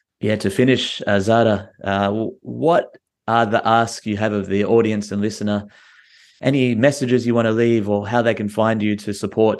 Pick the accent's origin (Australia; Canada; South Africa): Australia; oh, I'm from Australia, mate.